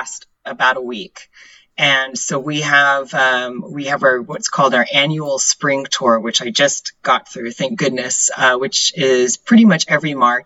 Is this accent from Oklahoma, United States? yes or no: yes; Oklahoma, United States; moved away as an adult; also born or lived in Germany / England; now in Florida, United States; I grew up in Oklahoma